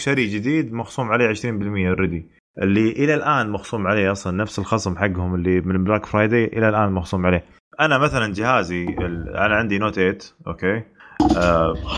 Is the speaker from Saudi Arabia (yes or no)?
yes; Saudi Arabia; عندنا بالسعوديه